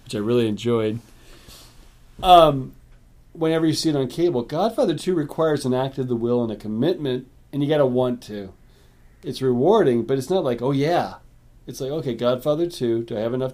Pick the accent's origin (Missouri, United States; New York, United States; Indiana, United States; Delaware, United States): Missouri, United States; Arnold; When I was growing up in the Arnold, and you went to Schnucks to buy salsicha